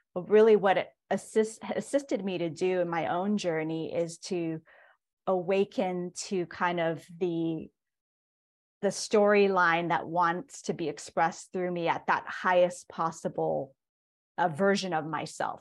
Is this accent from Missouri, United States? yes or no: no; Hilo, Hawaii, United States; I was born and raised in Hilo, Hawaii, and that's also where I'm currently based